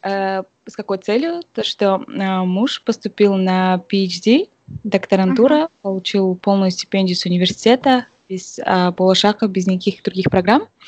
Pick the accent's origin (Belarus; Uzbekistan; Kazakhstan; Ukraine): Kazakhstan; moved away as an adult; now in California, United States; наши казахи